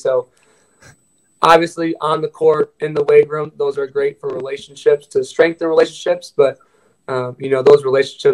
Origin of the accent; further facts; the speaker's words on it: Midwest, United States; me growing up in the Midwest